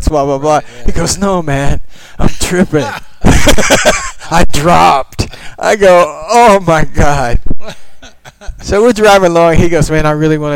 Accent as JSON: {"language": "English", "town": "Portland", "region": "Oregon", "country": "United States", "said": "from Portland, Oregon"}